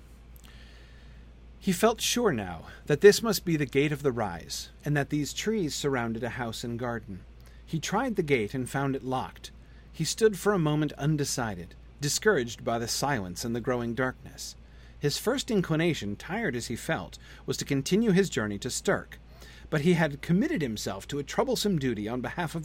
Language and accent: English; United States; as an American